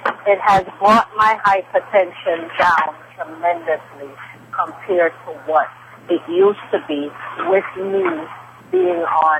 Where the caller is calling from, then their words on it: New York City, New York, United States; Yes, I am calling you from Queens, New York.